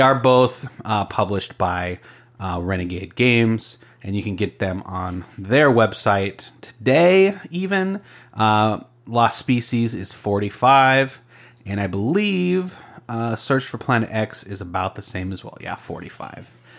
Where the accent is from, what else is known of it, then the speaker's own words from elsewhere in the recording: Arizona, United States; I grew up in Arizona.